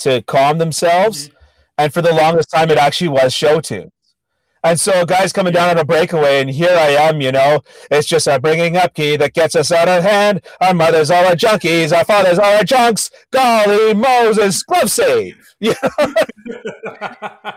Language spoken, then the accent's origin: English; Toronto, Ontario, Canada; I grew up in Scarborough. I live in Scarborough. I'm a lifelong Scarborough boy.